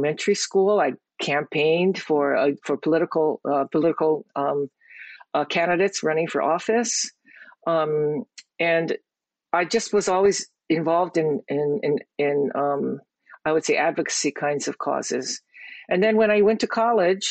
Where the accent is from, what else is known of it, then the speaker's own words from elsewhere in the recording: Hawaii, United States; I am born and raised in Hawaii.